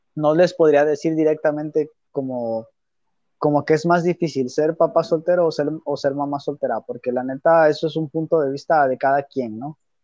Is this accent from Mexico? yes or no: yes; Mexico; nosotros siendo mexicanos